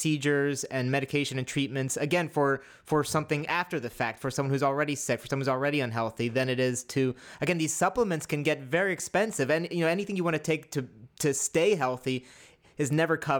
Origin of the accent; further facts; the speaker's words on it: Appalachia, United States; I grew up in Appalachia in the heart of the opioid crisis